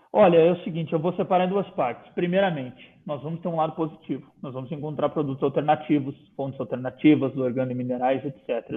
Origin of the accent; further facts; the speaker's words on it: Brazil; somos nós brasileiros